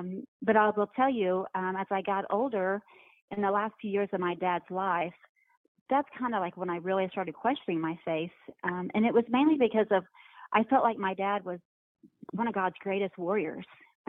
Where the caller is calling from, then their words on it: Dallas, Texas, United States; I'm actually in the Dallas, Texas area.